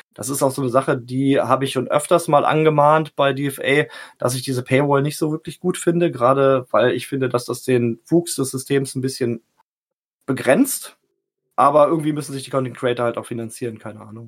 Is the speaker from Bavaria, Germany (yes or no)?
no; Salzgitter, Lower Saxony, Germany; now in Lehrte, Germany; ich bin geboren in Salzgitter